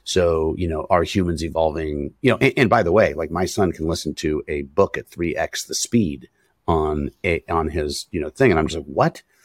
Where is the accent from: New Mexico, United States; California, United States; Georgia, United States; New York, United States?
California, United States; San Francisco; I'm born and raised in San Francisco, California